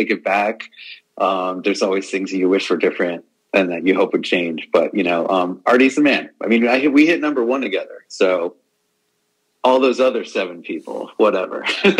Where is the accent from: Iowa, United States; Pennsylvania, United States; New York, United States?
New York, United States; Long Island; I grew up on Long Island, so I mean, I was a Stern guy for sure